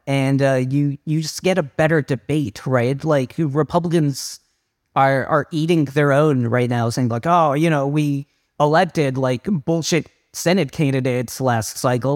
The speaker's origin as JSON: {"language": "English", "region": "Southern Virginia", "country": "United States", "tie": "born or raised there", "said": "I grew up in Southern Virginia"}